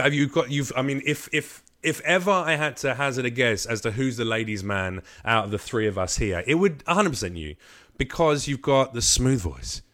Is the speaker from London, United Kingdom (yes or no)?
yes; London, United Kingdom; in London where I grew up on the Estates around where I was